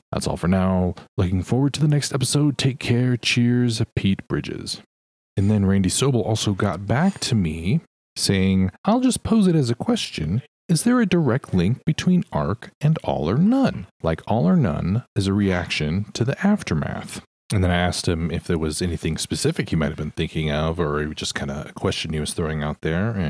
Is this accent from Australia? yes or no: yes; Australia; I'm from Australia and managed to hear it at an … solo show in Melbourne back in 2014.